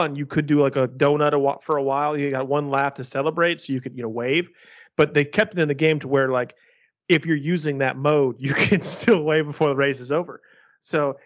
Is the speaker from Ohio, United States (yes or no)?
yes; Ohio, United States; I was growing up in Ohio